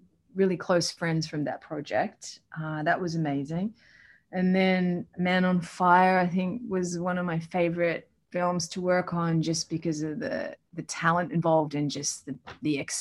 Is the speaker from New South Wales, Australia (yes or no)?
no; Melbourne, Victoria, Australia; I grew up in Melbourne with a single mom